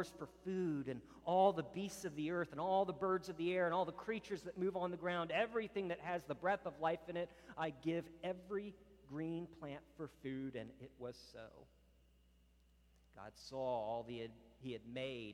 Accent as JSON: {"language": "English", "region": "Virginia", "country": "United States", "moved": "yes", "said": "I was from Virginia"}